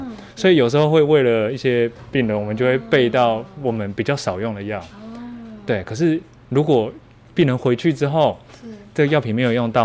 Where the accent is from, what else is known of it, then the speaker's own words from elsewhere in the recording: Taitung, Taitung County, Taiwan; now in Hualien, Taiwan; 其实我是台东人欸，虽然东部小孩